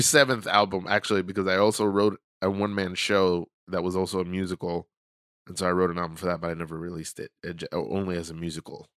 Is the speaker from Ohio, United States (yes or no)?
no; New York City, New York, United States; I grew up in in Brooklyn. I grew up in New York